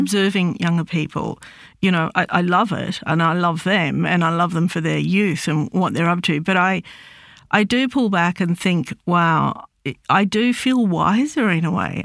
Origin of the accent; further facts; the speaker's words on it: Australia; I'm Lebanese Australian. Um, I was born in Australia, but my m-, parents came out, I think it was in the fifties.